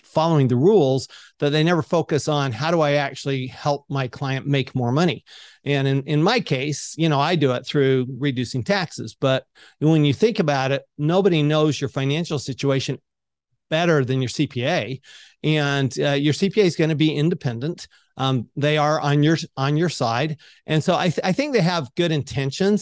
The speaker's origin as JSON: {"language": "English", "town": "Salt Lake City", "region": "Utah", "country": "United States", "tie": "born or raised there", "said": "I grew up in Salt Lake City, Utah."}